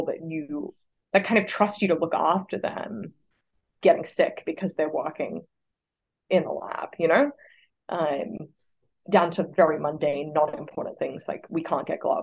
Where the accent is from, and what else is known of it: Australia; moved away as an adult; now in Oxford, United States